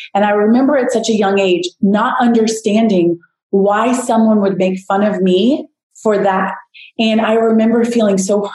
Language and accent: English; South Florida, United States; I grew up in South Florida